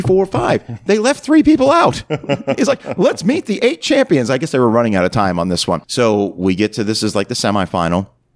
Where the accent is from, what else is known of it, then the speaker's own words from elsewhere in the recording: Canada; As a Canadian